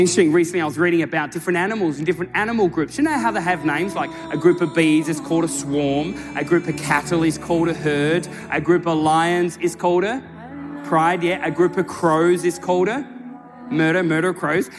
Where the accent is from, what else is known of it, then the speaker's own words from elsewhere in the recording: Tasmania, Australia; now in Sydney, Australia; I was born and raised in Tasmania, right? Down in Australia. I now live in Sydney.